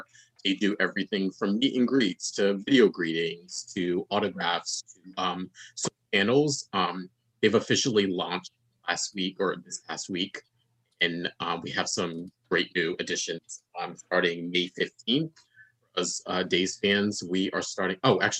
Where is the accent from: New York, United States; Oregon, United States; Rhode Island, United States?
Rhode Island, United States; Providence; in my hometown, Providence, Rhode Island.